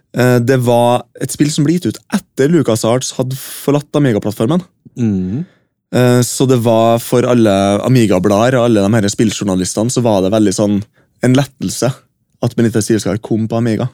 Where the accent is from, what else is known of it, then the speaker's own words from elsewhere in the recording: Norway; på Huseby bare et steinkast unna der jeg vokste opp